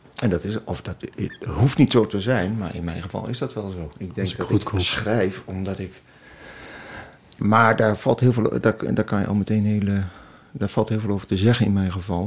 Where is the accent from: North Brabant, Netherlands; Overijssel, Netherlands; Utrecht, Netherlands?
Overijssel, Netherlands; Twente; ik, ik kom uit Twente